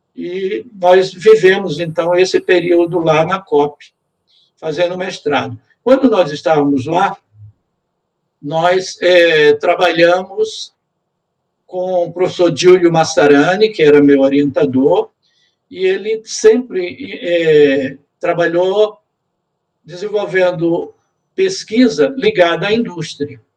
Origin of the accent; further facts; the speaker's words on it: Aracaju, Sergipe, Brazil; moved away as an adult; also born or lived in Rio de Janeiro; now in Maringá, Brazil; Eu sou sergipano, nasci em Aracaju